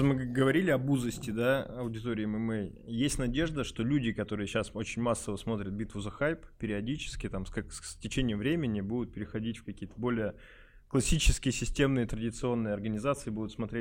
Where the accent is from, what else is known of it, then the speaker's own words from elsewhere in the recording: Urals, Russia; я говорю, вот коренной уралец